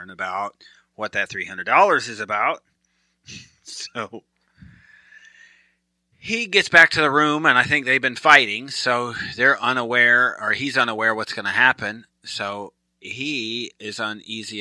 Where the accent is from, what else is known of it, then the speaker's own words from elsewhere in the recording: Michigan, United States; moved away; I'm from Michigan originally